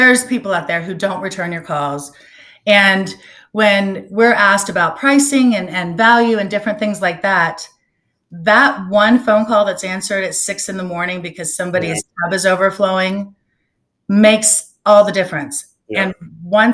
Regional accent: Orlando, Florida, United States; moved away as an adult; now in Naples, United States; I grew up in Orlando and had moved here for work

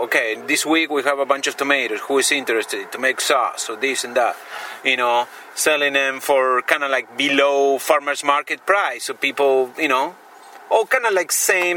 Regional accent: Argentina; moved away as an adult; now in Yolo County, United States; I'm from Argentina, and I live in Yolo County

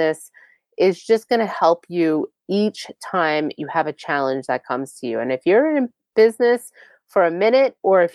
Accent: Long Island, New York, United States; I'm from Long Island

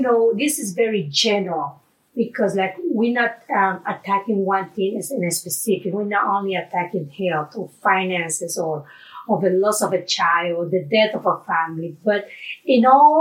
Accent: Panama; moved away; I'm from Panama

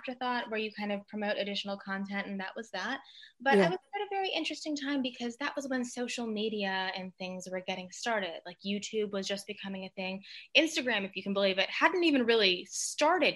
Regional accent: Mississippi, United States; I grew up in Mississippi and I'm half Filipino

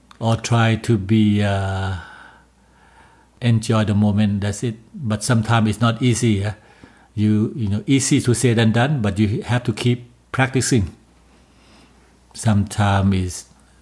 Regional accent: Bangkok, Thailand; English is a second language; moved away as an adult; now in Calgary, Canada; I was born and raised in Bangkok, Thailand.

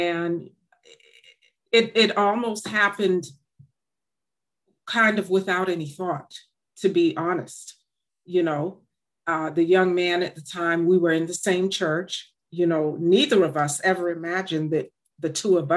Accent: Boston, Massachusetts, United States; born or raised there; also born or lived in Jamaica

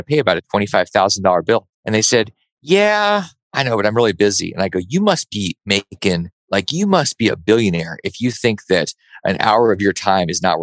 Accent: Alaska, United States; I grew up in Alaska

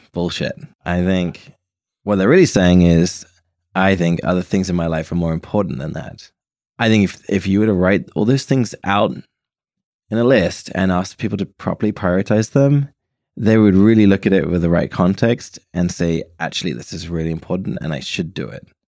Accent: United Kingdom; I'm British

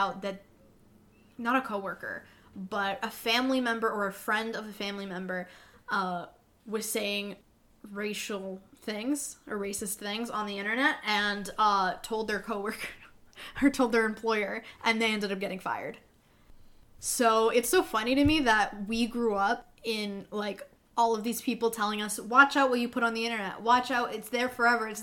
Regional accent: Canada; I'm Canadian.

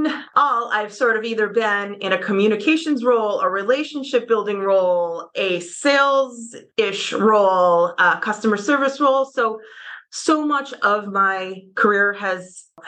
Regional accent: Oswego, New York, United States; also born or lived in Plattsburgh, New York / New Rochelle, New York; I am born and raised in Oswego, New York

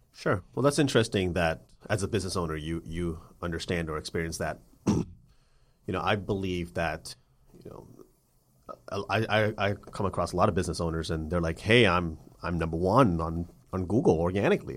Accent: Atlanta, Georgia, United States; my hometown of Atlanta

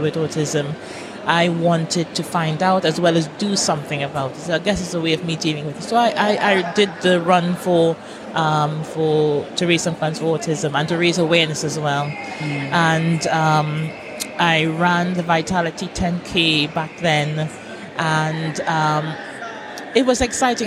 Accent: Trinidad & Tobago; accent: Trinidad; moved away as an adult; now in United Kingdom; I'm from Trinidad.

